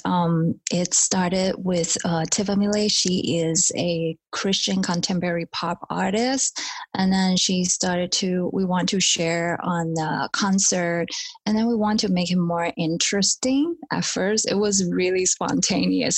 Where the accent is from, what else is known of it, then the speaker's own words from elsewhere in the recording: Taiwan; moved away as an adult; also born or lived in United States / Germany / Japan; I'm born in Taiwan, and um, but when I was about five, six years old, we also went to states